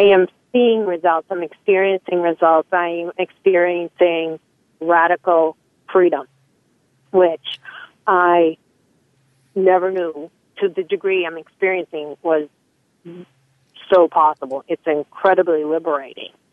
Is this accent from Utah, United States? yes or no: no; Salem, Massachusetts, United States; I'm from Salem, Massachusetts